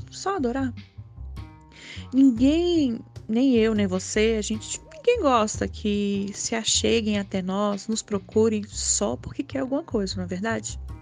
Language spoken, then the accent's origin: Portuguese; Brasília, Federal District, Brazil; sou daqui de Brasília